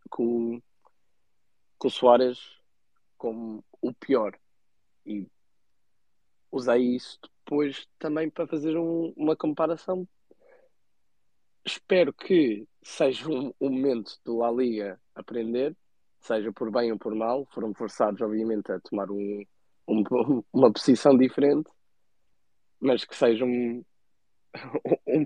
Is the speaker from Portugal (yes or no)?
yes; Azores, Portugal; até sou açoriano, não sou madeirense.